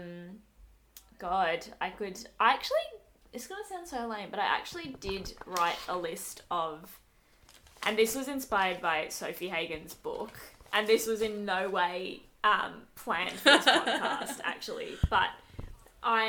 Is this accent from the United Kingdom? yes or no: no; Australia; I definitely identify as Australian, and not Sri Lankan. I was born and brought up here